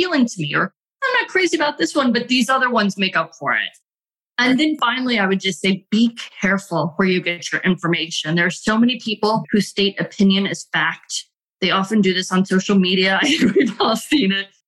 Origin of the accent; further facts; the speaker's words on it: United States; as an American